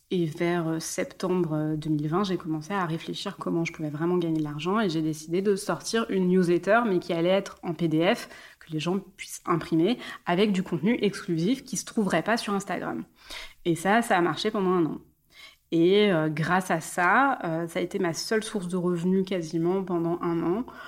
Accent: Mulhouse, Grand Est, France; moved away; also born or lived in southern France; J'ai grandi en Alsace, dans le du cul de l'Alsace à Mulhouse, à la frontière allemande.

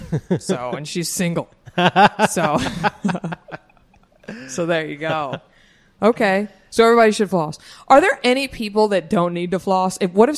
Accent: Dallas, Texas, United States; also born or lived in Austin; I'm from Dallas

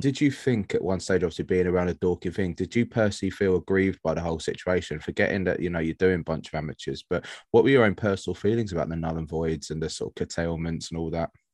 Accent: London, United Kingdom; now in Worthing, United Kingdom; I'm from South London.

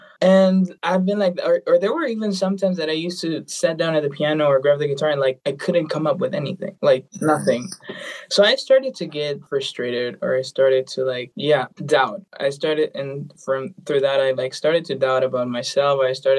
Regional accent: Bolivia; English is a second language; now in Los Angeles, United States; Currently I'm living in LA. I'm from Bolivia. I'm in LA now.

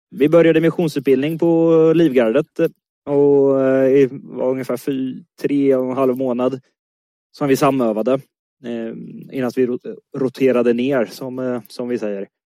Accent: Motala, Östergötland, Sweden; moved away as an adult; also born or lived in Stockholm; now in Östergötland, Sweden; Jag är östgöte i grunden, född och uppvuxen i Motala

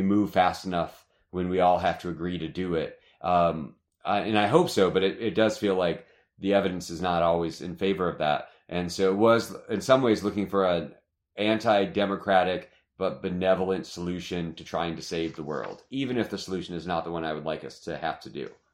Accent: Michigan, United States; moved away as an adult; also born or lived in Ohio; now in Arizona, United States; I'm from the Midwest, you know, I, I grew up in Michigan

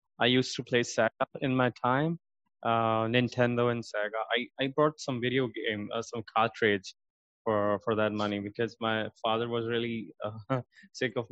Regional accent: Karachi, Sindh, Pakistan; I was born in Karachi. It's one of the biggest cities of Pakistan, in fact, one of the biggest cities in the world. And I did my 10th grade from there

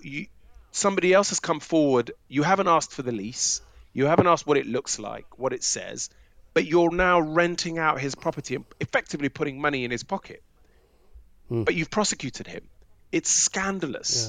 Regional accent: London, United Kingdom; I grew up in Brent, northwest London, around the sort of the mid 1990s, early noughties

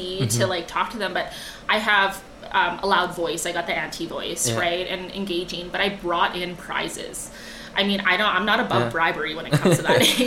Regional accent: Yellowknife, Northwest Territories, Canada; also born or lived in Fort St. John, British Columbia; now in Alberta, Canada; I was born in Yellowknife

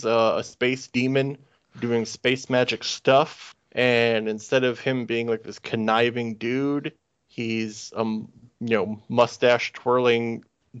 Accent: United States; As an American guy who has never lived in the UK

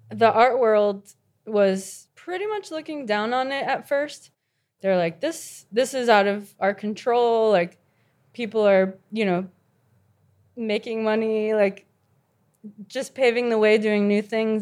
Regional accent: Miami, Florida, United States; I grew up in Miami

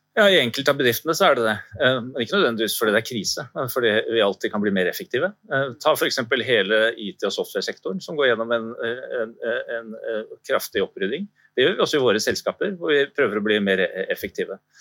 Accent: Norway; som nordmenn

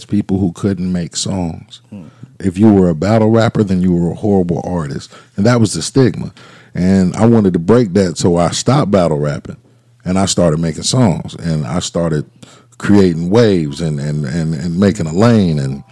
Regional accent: Durham, North Carolina, United States; I'm from East Durham

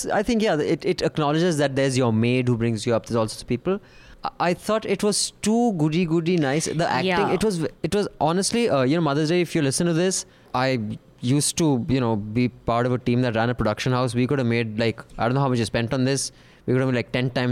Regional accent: India; a child growing up in India

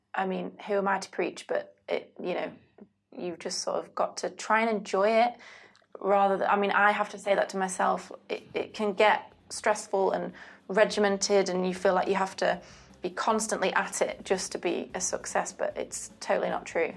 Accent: United Kingdom; I am British

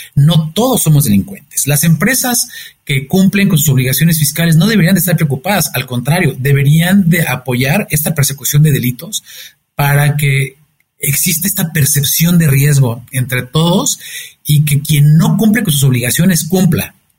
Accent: Mexico; soy un mexicano comprometido con México

